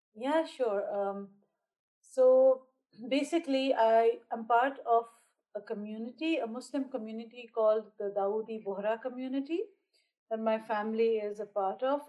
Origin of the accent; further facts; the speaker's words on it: Bahrain; also born or lived in India; I live in Bahrain, which is a small island nation very close to Saudi Arabia, but nothing like Saudi Arabia. And uh, so I am an Indian by origin, but because we've been over here for a very long time, I am Bahraini